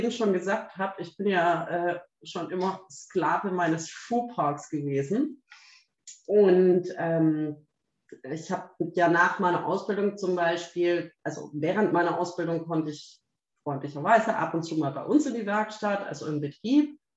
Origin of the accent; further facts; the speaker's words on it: Baden-Württemberg, Germany; Und ich dachte so, ich als Schwabe, ne? denke mir natürlich, jetzt trenne ich diese Seite da raus.